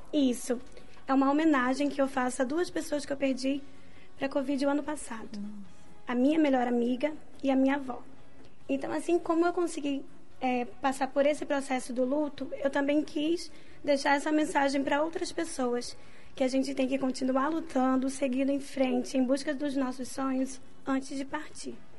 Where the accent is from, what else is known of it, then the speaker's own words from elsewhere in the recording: Rio de Janeiro, Brazil; eu sou carioca